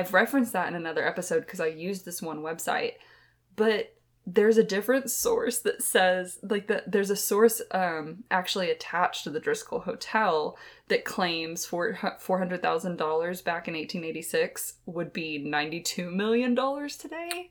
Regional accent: Texas, United States; we hail from Texas

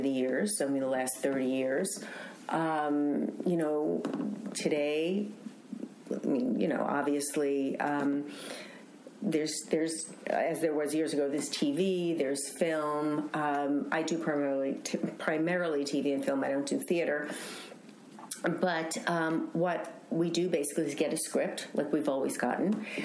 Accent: New York City, New York, United States; now in Los Angeles, United States; from Queens, I was born in Queens

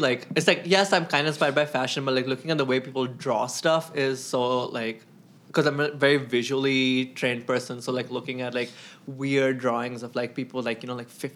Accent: Mumbai, Maharashtra, India; now in Chicago, United States; I'm from Mumbai, and I've been in Chicago since 2012.

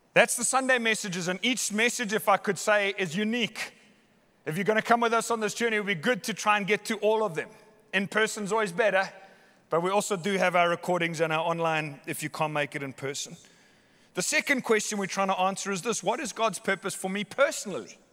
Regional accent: Somerset West, Western Cape, South Africa; I was born in Hottentots Holland Hospital, Somerset West

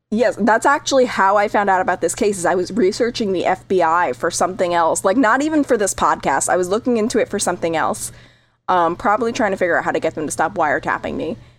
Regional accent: New England, United States; I grew up in New England

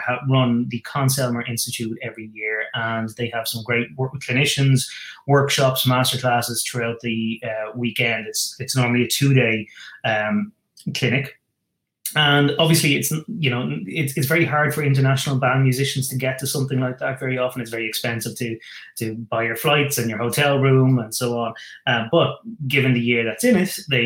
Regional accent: Ireland; I'm living in Ireland. I'm an Irishman.

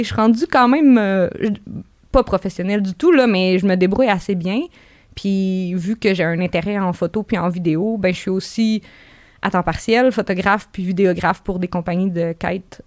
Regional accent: Gaspésie, Quebec, Canada; je viens de la Gaspésie, mais je viens pas d'une ferme

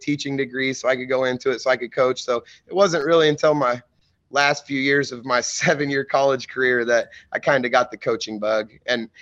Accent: Mattoon, Illinois, United States; I'm from Mattoon, Illinois. So I grew up in Mattoon

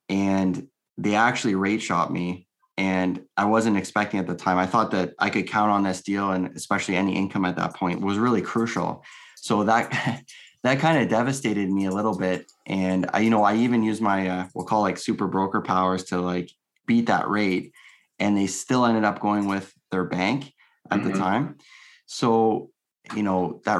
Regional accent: Windsor, Ontario, Canada; I'm from Windsor, Ontario

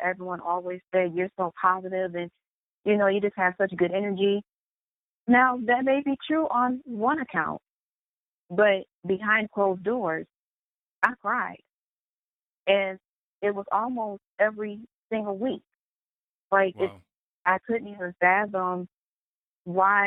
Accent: Michigan, United States; I went to Western Michigan University. And that is an hour and a half away from my hometown

